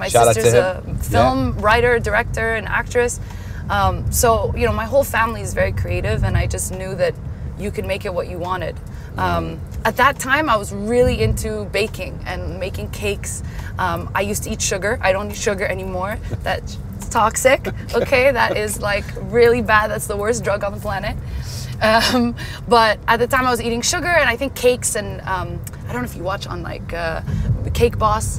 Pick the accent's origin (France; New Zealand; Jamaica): France; Paris, Île-de-France; moved away; I'm Emirati but Lebanese American. Emirati, Lebanese American. Wow. And born and raised in Paris.